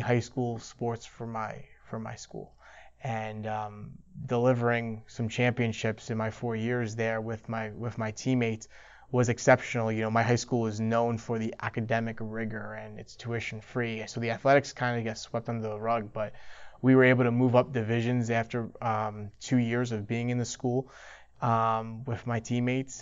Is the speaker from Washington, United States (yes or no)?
no; New York City, New York, United States; growing up in New York, everyone takes for granted that you live in the city